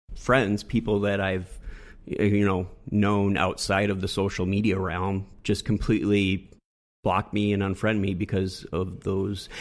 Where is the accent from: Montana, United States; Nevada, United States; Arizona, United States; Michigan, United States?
Michigan, United States; West; moved away as an adult; also born or lived in Southern California; I grew up in West Michigan, and I hung out in West Michigan